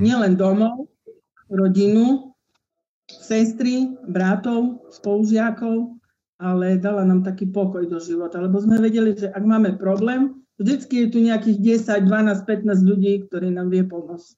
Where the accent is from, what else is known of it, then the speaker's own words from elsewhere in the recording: Sabinov, Prešov Region, Slovakia; ja pochádzam z krásneho mesta Sabinov